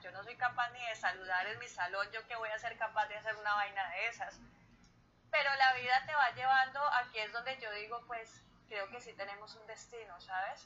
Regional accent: Villavicencio, Meta, Colombia; yo soy llanera

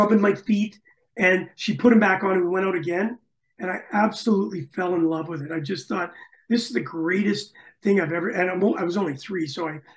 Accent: Winnipeg, Manitoba, Canada; moved away as an adult; also born or lived in Toronto / Germany / Scotland; now in Melbourne, Australia; I was from Winnipeg, Manitoba.

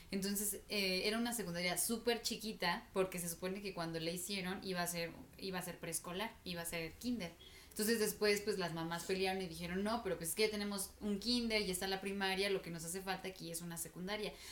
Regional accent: State of Mexico, Mexico; Ajá, como crecí en el Estado de México, o sea, como toda mi vida he estado viviendo en el Estado de México

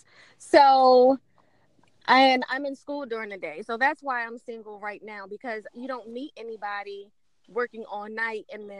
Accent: Maryland, United States; also born or lived in Waterbury, Connecticut; I am from Maryland, Coochie County, Maryland.

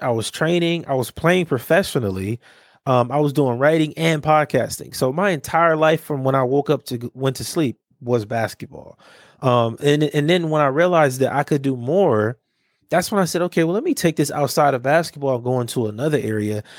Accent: Los Angeles, California, United States; growing up in Watts

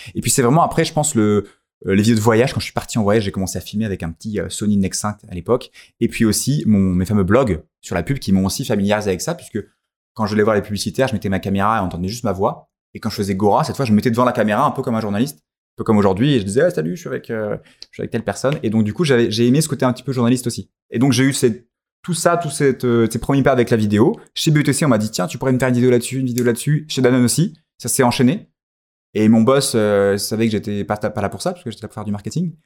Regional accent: France; on est français

